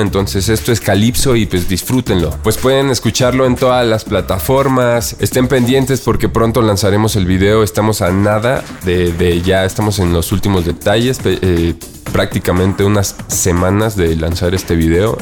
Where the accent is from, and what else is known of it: Mexico City, Mexico